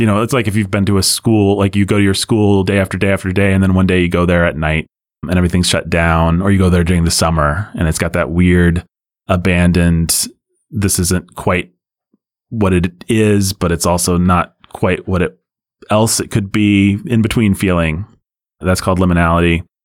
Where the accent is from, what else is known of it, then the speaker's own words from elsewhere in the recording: United States; as an American